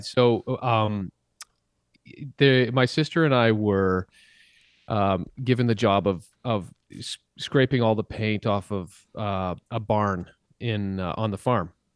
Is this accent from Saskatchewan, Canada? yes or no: yes; Saskatchewan, Canada; I grew up in a, in a very small town in Saskatchewan where, um, in Saskatchewan, Canada